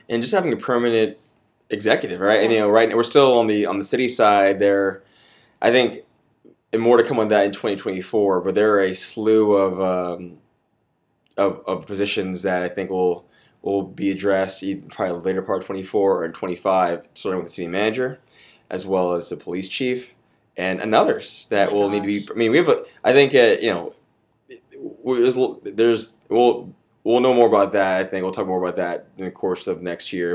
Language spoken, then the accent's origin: English; Austin, Texas, United States; I'm from Austin. I was born here. I was raised here